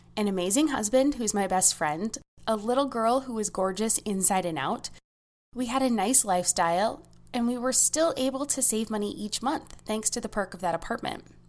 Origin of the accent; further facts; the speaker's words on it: United States; As an American